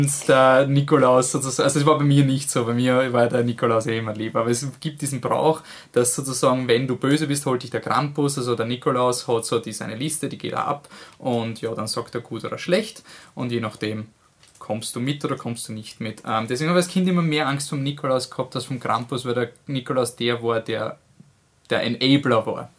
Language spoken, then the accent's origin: German; Austria; wir als Österreicher